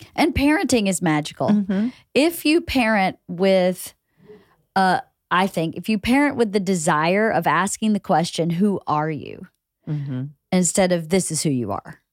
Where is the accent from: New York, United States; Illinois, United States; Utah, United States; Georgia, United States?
Georgia, United States; small town in; moved away as an adult; also born or lived in Atlanta; I'm from Georgia. I'm from a okay. small town